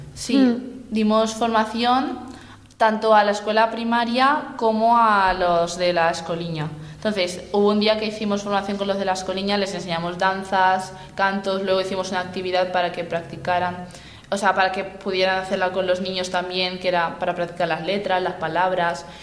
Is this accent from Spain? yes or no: yes; Spain; soy de España